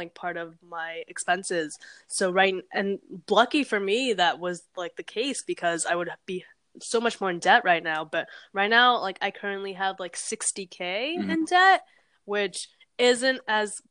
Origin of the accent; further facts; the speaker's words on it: Orlando, Florida, United States; moved away as an adult; also born or lived in Peru / New Jersey; now in New York, United States; I grew up in Orlando at first and then I went to this very rural place